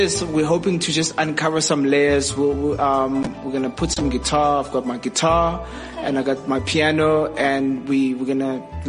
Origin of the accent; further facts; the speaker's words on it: Eastern Cape, South Africa; I grew up in the Eastern Cape of South Africa.